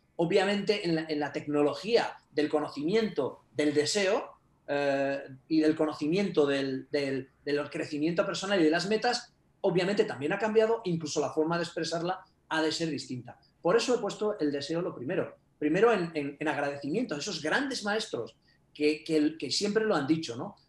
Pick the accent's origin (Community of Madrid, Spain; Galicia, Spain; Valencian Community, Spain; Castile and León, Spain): Castile and León, Spain; also born or lived in Japan; soy castellano, vivo en Burgos